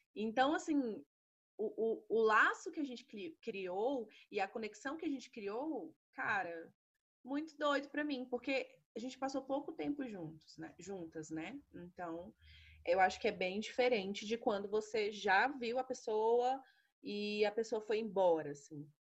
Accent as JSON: {"language": "Portuguese", "town": "Brasília", "region": "Federal District", "country": "Brazil", "said": "Sou aqui de Brasília."}